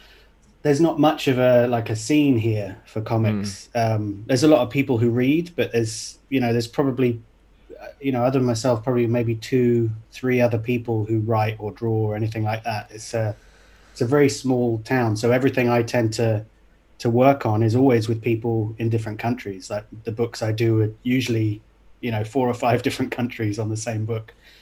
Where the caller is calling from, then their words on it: Dubai, United Arab Emirates; I'm in Dubai in the UAE.